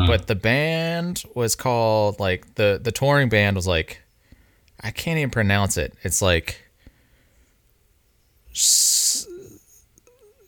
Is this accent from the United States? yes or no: yes; Mobile, Alabama, United States; now in Birmingham, United States; Yeah, I grew up in Mobile, Alabama, and then my girlfriend and I recently moved to Birmingham